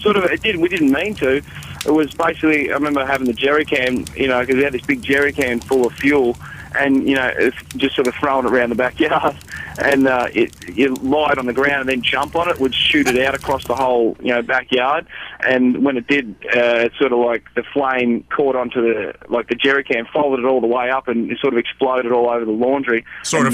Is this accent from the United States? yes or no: no; Australia